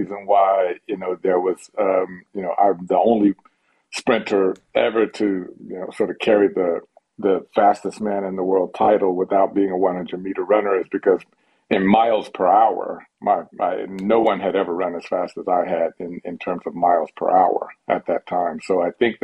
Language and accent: English; United States; the next Olympics was going to be in my home country